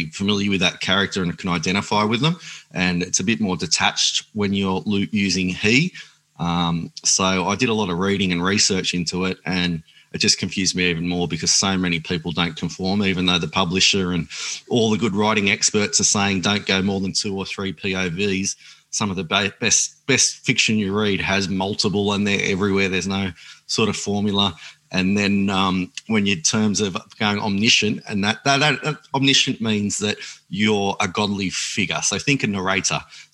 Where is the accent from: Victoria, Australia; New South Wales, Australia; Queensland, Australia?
New South Wales, Australia; Grafton; We used to live in the bush at a place called Bayougal near Grafton